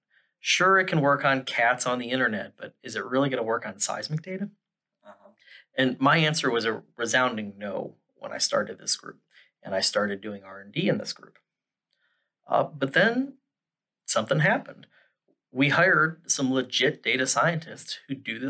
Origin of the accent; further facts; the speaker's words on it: Midwest, United States; moved away as an adult; now in Houston, United States; I grew up in the Midwest